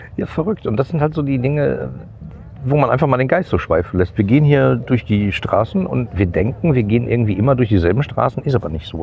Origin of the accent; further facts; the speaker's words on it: Gladbeck, North Rhine-Westphalia, Germany; als ich in der Grundschule war, wurde, äh, ich komme aus Gladbeck, äh, wurde da gerade die äh, letzte Zeche geschlossen.